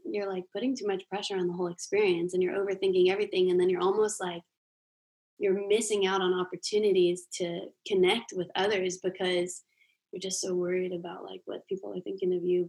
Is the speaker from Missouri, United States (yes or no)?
no; Jacksonville, Florida, United States; now in Nashville, United States; I'm actually from Jacksonville, Florida.